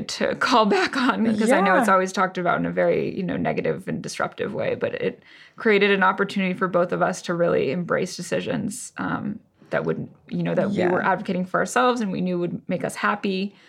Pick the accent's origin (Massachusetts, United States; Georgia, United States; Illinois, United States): Massachusetts, United States; Boston; moved away as an adult; now in Paris, France; As someone from Boston, it was not that cold.